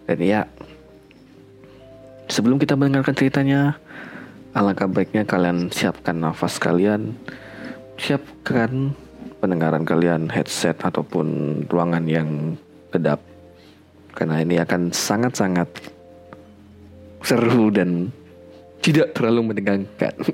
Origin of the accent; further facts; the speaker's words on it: Sintang, West Kalimantan, Indonesia; also born or lived in Pontianak; aku lahir tahun 1998 bulan Mei dan 7 bulan kemudian uh, kami pindah sekeluarga ke Kabupaten Sintang aku lahir di Pontianak ya by the way